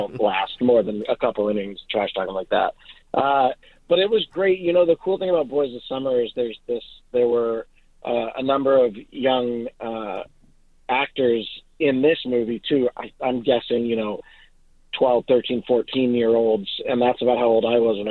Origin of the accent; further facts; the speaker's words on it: Boston, Massachusetts, United States; now in Los Angeles, United States; I'm from Boston